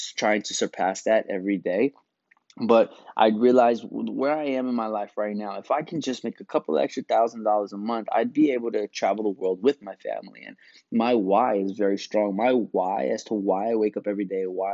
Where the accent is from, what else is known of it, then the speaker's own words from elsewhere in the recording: New York, United States; growing up in New York